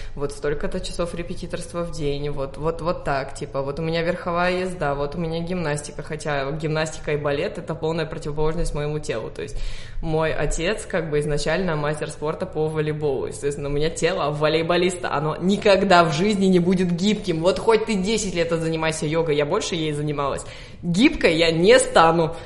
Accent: Sofia, Sofia City, Bulgaria; Russian is a second language; Я родилась в Софии, в Болгарии, в семье

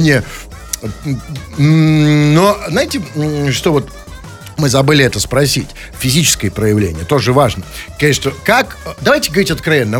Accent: Saint Petersburg, Russia; я, кстати сказать, тоже родился в Ленинграде

